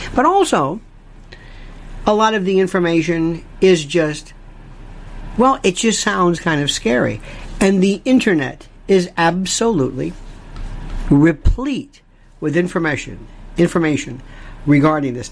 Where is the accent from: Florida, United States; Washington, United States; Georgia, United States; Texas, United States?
Florida, United States; I'm from Florida, not Florida, Florida, and I was raised on hurricanes.